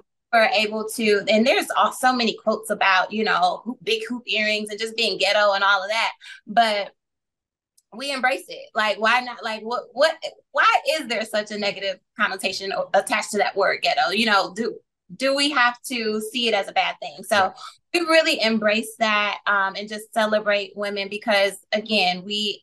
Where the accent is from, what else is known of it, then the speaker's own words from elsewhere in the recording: Flint, Michigan, United States; I am from Flint, Michigan